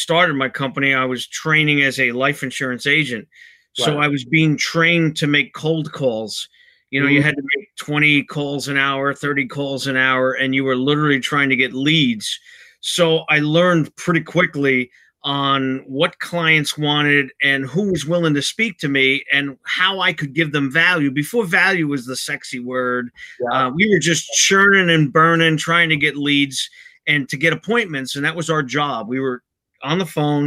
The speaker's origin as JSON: {"language": "English", "town": "Bayonne", "region": "New Jersey", "country": "United States", "said": "I'm originally from Bayonne"}